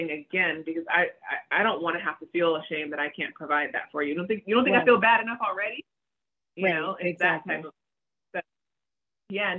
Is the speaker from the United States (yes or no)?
yes; United States; I was born here. So I'm American